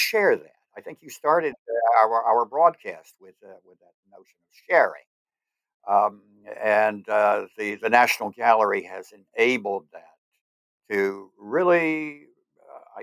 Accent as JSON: {"language": "English", "town": "Berkeley", "region": "California", "country": "United States", "said": "I was from Berkeley"}